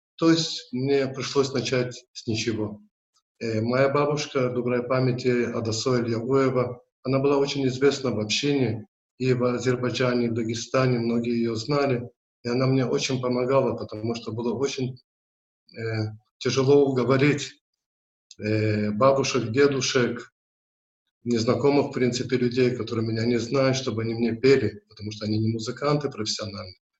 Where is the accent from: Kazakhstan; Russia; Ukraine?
Russia; Derbent, Dagestan; also born or lived in Makhachkala; Родился я в Дербенде, э, в традиционной патриархальной еврейской семье